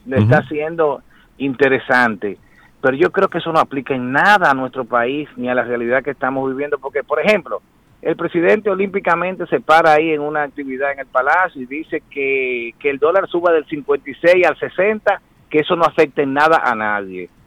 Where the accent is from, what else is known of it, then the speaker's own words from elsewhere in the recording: Dominican Republic; como dominicano